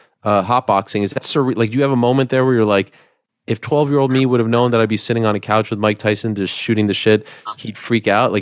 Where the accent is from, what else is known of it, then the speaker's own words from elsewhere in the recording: Montreal, Quebec, Canada; moved away; I've never asked you about my hometown, really.